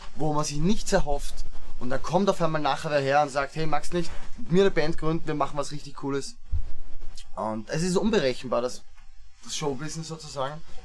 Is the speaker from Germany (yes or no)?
no; Gersdorf, Austria; also born or lived in Vienna; geboren in Wien eben, ähm, dann nach Gersdorf ausgezogen, da habe ich dann hauptsächlich Fußball gespielt ja. in meiner Jugend